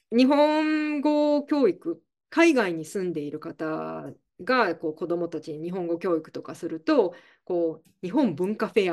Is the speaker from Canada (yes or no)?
yes; Canada; also born or lived in Scotland; スコットランド生まれで、えっ、ー、と、はい。まあでも、ちっちゃな時に、ちっちゃい時にカナダに来てるので、